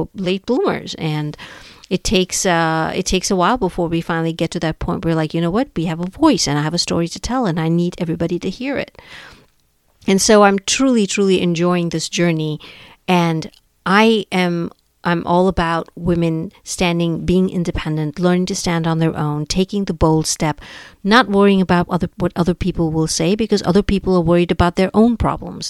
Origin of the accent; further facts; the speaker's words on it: India; moved away as an adult; now in United States; I was born and raised in India